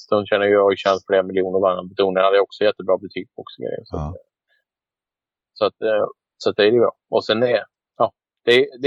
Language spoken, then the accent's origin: Swedish; Västergötland, Västra Götaland, Sweden; moved away as an adult; also born or lived in United States / Canada; jag bosatte mig då i Trova. Min pappa är, jag är västgöte så jag är ja. från den trakten.